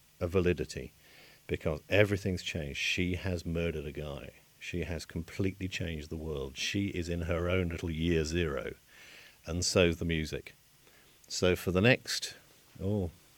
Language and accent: English; United Kingdom; I am a British composer and writer and broadcaster